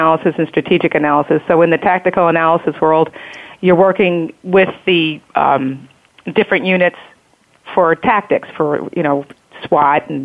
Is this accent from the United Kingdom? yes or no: no; New York, United States; moved away as an adult; also born or lived in Ventura, California; In 2002, I moved back to New York. I'm from New York.